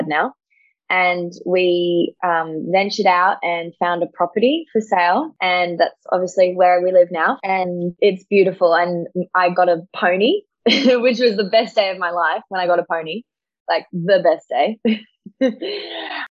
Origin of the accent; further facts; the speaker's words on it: Sydney, New South Wales, Australia; also born or lived in Blue Mountains; I am 20 years old and I'm from Sydney.